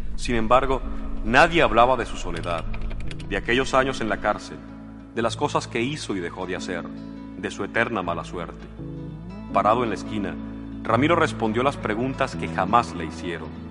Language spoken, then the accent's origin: Spanish; Caracas, Capital District, Venezuela; also born or lived in Mexico; desde que llegué, llegué a Caracas. Y yo lo que soy es caraqueño